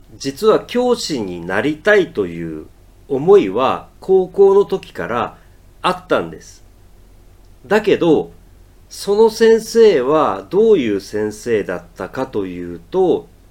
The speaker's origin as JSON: {"language": "Japanese", "town": "Matsuyama", "region": "Ehime", "country": "Japan", "tie": "born or raised there", "also_born_or_lived": "Tokyo", "moved": "as an adult", "said": "僕は愛媛県松山市の出身で18歳で大学に入るために東京に出てきました。"}